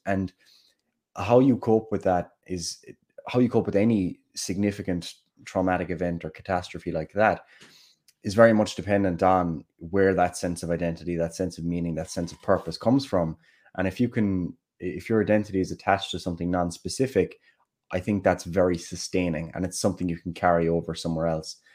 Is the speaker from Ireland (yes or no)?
yes; Killarney, Munster, Ireland; accent: Kerry; Killarney, my hometown